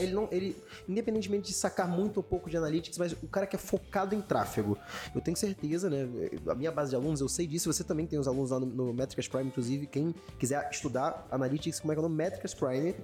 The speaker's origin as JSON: {"language": "Portuguese", "region": "Rio de Janeiro", "country": "Brazil", "said": "a gente é carioca"}